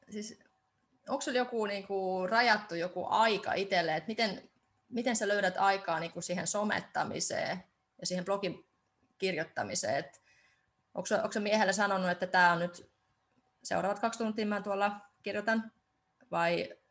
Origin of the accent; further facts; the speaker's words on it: Estonia; kun mä teen myös viron kielellä tätä ja mä oon itse Virosta